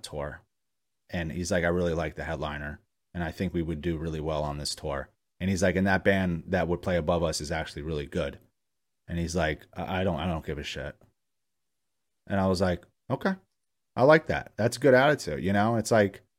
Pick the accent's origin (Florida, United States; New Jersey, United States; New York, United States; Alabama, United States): New York, United States; I grew up in New York